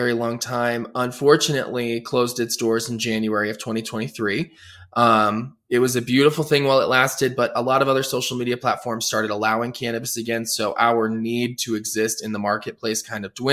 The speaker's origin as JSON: {"language": "English", "town": "Denver", "region": "Colorado", "country": "United States", "tie": "born or raised there", "also_born_or_lived": "New York / Los Angeles", "said": "Born and raised in Denver, Colorado"}